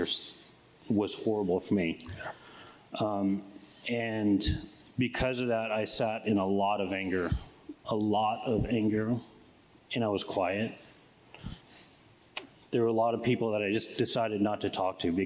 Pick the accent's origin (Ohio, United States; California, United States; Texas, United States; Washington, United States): California, United States; Oakland; also born or lived in Palo Alto; I grew up in Oakland all my life